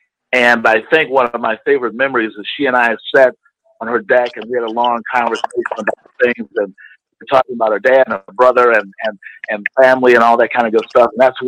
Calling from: Illinois, United States; I'm calling from Illinois.

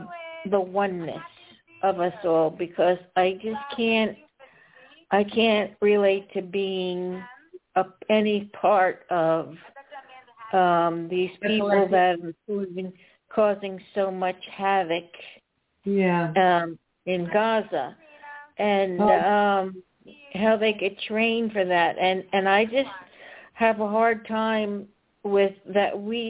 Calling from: Atlanta, Georgia, United States; I'm calling from the Atlanta, Georgia area.

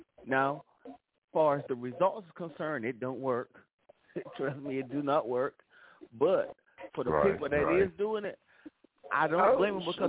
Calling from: City Grove, North Carolina, United States; Man, I'm calling in from City Grove, North Carolina.

